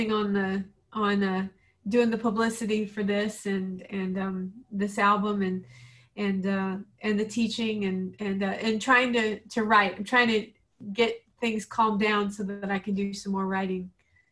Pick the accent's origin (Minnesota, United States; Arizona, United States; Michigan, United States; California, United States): Minnesota, United States; St. James; moved away; we'd get that from Jake's Pizza in my hometown, St. James, Minnesota.